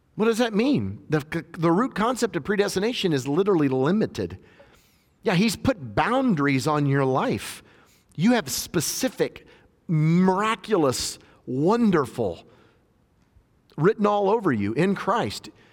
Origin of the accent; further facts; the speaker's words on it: just outside Nashville, Tennessee, United States; my hometown where I'm ministering in just outside Nashville